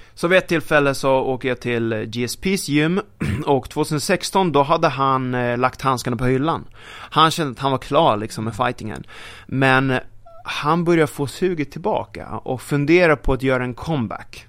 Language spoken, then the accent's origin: Swedish; Sweden; pojken från Sverige